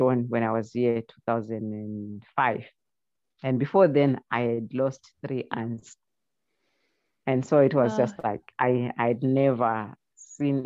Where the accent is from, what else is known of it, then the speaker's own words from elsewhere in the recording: Zimbabwe; moved away; I come from Zimbabwe.